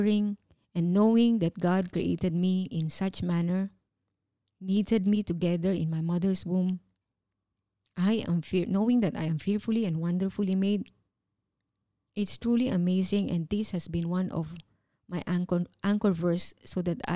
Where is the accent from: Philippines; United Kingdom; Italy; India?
Philippines; moved away as an adult; working as overseas Filipino